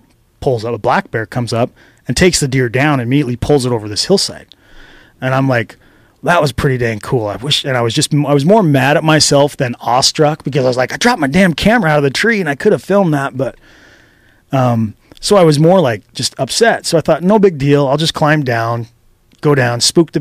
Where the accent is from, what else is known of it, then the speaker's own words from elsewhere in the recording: Idaho, United States; now in Reno, United States; I'm from Idaho